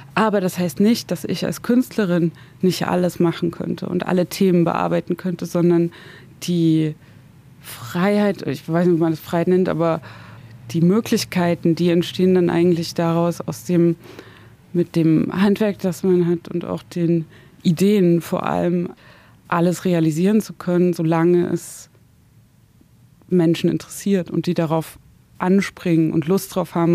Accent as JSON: {"language": "German", "town": "Zwickau", "region": "Saxony", "country": "Germany", "tie": "born or raised there", "also_born_or_lived": "Dresden", "moved": "as an adult", "lives_now": "Berlin, Germany", "said": "ich komme ja aus dem Dorf bei Zwickau"}